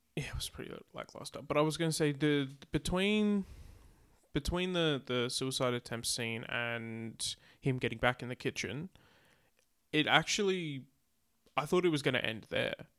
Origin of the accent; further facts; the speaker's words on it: Australia; we're Australian